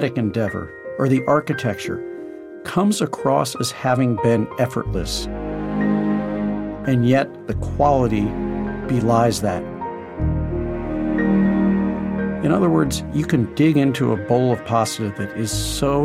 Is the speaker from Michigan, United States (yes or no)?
no; St. Louis, Missouri, United States; growing up in St. Louis